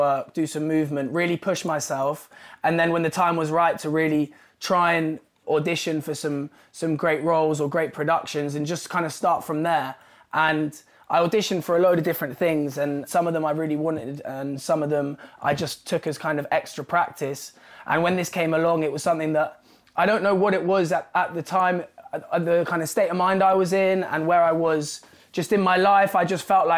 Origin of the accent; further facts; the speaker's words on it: London, United Kingdom; I grew up in London and it's a place that I love and have been a part of my whole life.